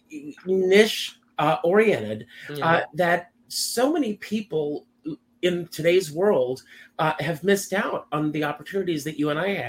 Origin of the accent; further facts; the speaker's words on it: Conway, South Carolina, United States; now in New York, United States; Conway, South Carolina